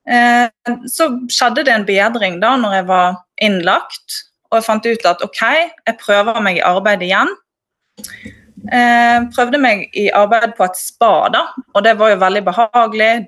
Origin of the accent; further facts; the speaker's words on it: Bergen, Vestland, Norway; accent: Bergen dialect; moved away as an adult; Ja, jeg flyttet fra Bergen opp hit i sommer, da.